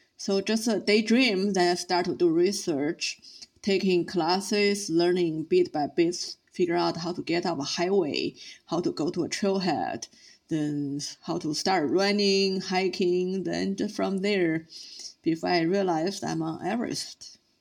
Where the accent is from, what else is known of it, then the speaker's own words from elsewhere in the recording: Beijing, China; I started as a city girl growing up in Beijing